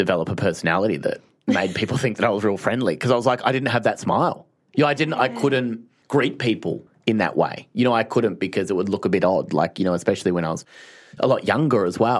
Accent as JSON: {"language": "English", "town": "Phillip Island", "region": "Victoria", "country": "Australia", "tie": "born or raised there", "said": "growing up in Phillip Island, the surfers, you know, like it was very beachy"}